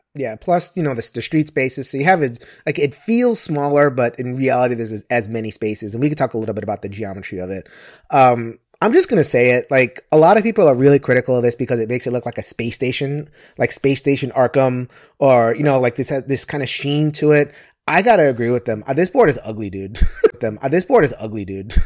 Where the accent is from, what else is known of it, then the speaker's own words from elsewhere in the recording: New York City, New York, United States; I'm from New York City